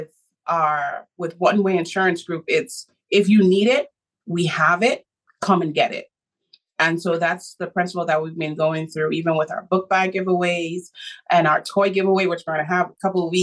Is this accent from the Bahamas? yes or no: yes; Bahamas; I was born in the Bahamas